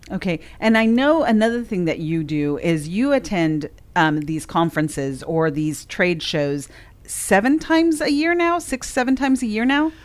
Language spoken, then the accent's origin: English; California, United States; now in Sumner County, Tennessee, United States; we're from California originally